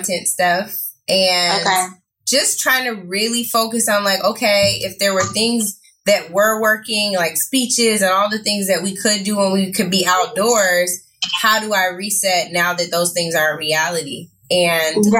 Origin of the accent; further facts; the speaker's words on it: Seattle, Washington, United States; now in Los Angeles, United States; I'm from Seattle